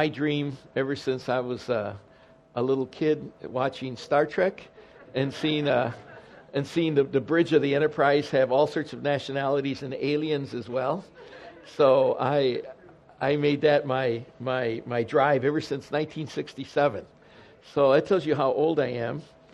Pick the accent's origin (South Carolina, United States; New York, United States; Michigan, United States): Michigan, United States; Detroit; first language Spanish; English is a second language; I was born in November in 1956, also in southwest Detroit, just three blocks from the church where I served